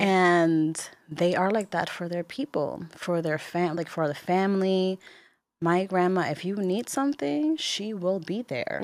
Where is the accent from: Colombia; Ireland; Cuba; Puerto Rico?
Puerto Rico; Bayamón; moved away as an adult; also born or lived in Miami; I was raised in Bayamon. I went to high school in Bayamon